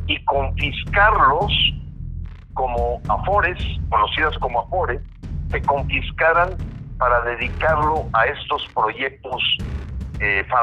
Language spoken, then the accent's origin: Spanish; Mexico